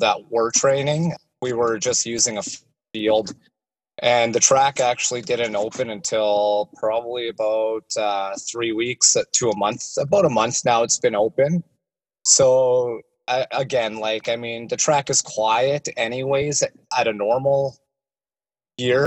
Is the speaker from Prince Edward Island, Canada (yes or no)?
no; Regina, Saskatchewan, Canada; I'm from Regina, Saskatchewan